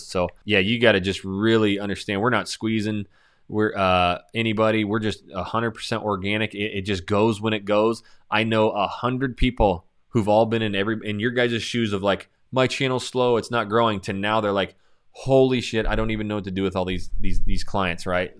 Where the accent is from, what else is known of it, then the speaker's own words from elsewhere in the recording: Coeur d'Alene, Idaho, United States; moved away as an adult; now in Houston, United States; my hometown of Coeur d'Alene, Idaho